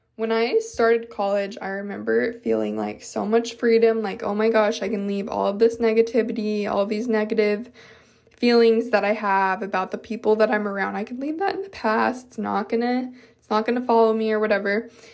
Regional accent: Utah, United States; moved away as an adult; now in Texas, United States; growing up in Utah

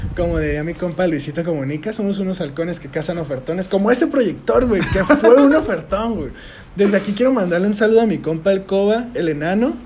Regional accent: Tijuana, Baja California, Mexico; nosotros que somos de Tijuana

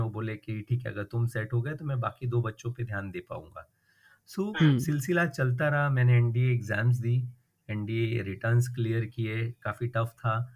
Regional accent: Mumbai, Maharashtra, India; मैं मुंबई में बड़ा हुआ हूँ और पला हुआ हूँ बॉर्न

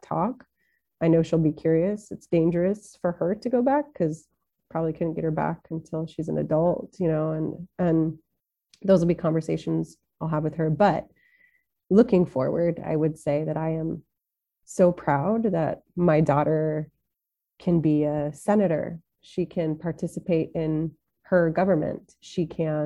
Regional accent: Washington, United States; moved away as an adult; also born or lived in Tunisia / Saudi Arabia; my home state of Washington

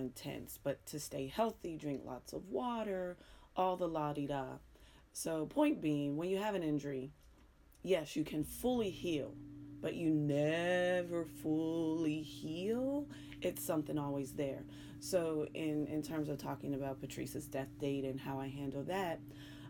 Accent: Pittsburgh, Pennsylvania, United States; accent: Pittsburgh; moved away; you hear my accent that I struggle with every single day. The Pittsburgh at Pittsburgh when I'm concentrating, Pittsburgh when I'm just letting it flow

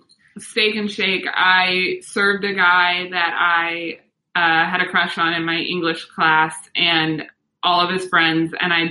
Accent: Kansas City, Missouri, United States; moved away; I'm from Kansas City

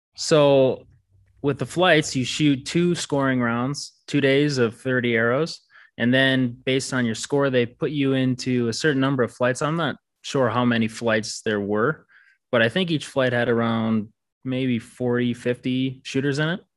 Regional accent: Red Wing, Minnesota, United States; moved away as an adult; now in Colorado, United States; I was born in Red Wing, Minnesota. I'm from there. I went to high school there and graduated

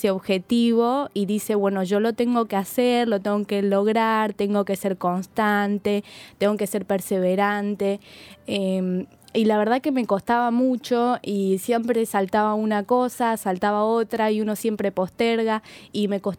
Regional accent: Montecarlo, Misiones, Argentina; Soy de Monte Carlo, allí se celebra la Fiesta Nacional de la Orquídea y Provincial de la Flor

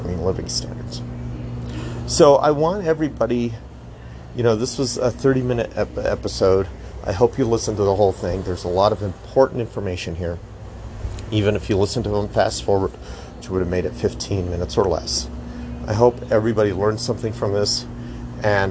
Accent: United States; speaking as American

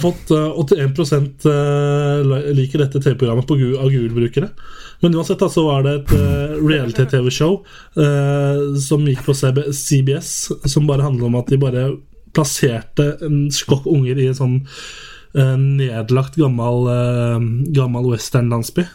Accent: Oslo area, Norway; now in Volda, Norway; jeg er fra Oslo-området

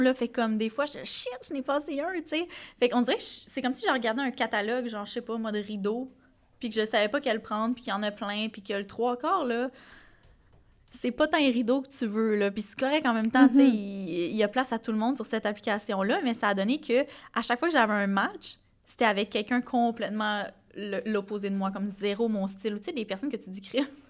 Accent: Gaspésie, Quebec, Canada; je viens de la Gaspésie

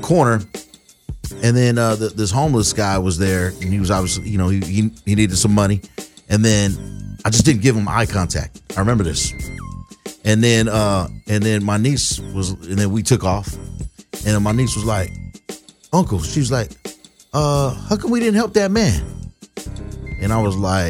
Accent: Long Beach, California, United States; I grew up in Long Beach

